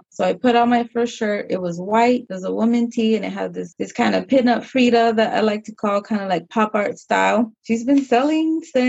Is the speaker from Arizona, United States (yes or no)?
no; San Diego, California, United States; I was raised here, born and raised in San Diego